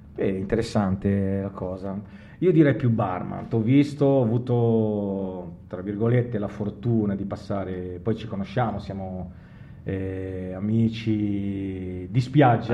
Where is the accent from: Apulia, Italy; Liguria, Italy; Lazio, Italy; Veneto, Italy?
Liguria, Italy; Genoa; noi buon genovesi, giustamente, siamo dei risparmiatori